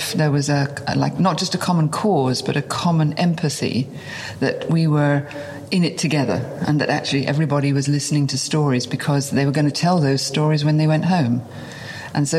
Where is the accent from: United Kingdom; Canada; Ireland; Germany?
United Kingdom; near Margate, South East England; I was born in England, on the seaside, near a famous place called Margate, which was a day trip, a haven. And it was idyllic. I mean, I literally was brought up in a place where people went on holiday